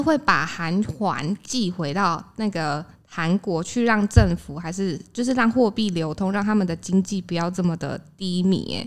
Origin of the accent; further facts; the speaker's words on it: Taiwan; 我们就是台湾人